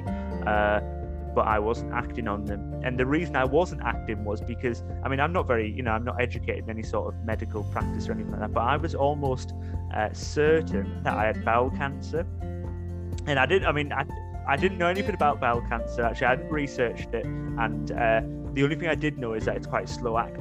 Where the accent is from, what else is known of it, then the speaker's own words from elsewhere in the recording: Middlesbrough, North East England, United Kingdom; now in Lincoln, United Kingdom; I'm not actually a Geordie, I'm from Middlesbrough